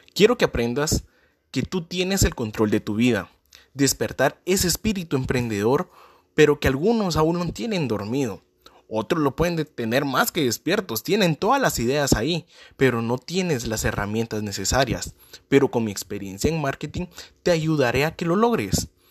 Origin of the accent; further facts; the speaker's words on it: Guatemala; soy de Guatemala